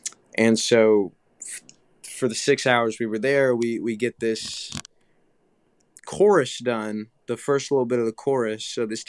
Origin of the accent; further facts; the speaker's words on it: Tuscaloosa, Alabama, United States; And then I live in Tuscaloosa. I'm from Tuscaloosa. Grew up there all my Alabama.